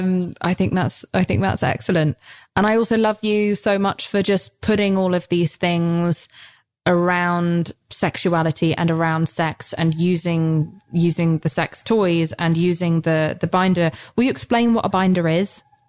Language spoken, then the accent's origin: English; United Kingdom; I'm British.